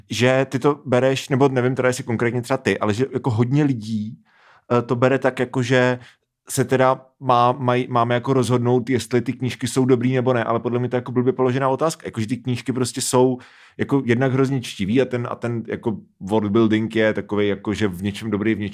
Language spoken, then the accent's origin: Czech; Moravia, Czechia; Všetci jsme z Moravy.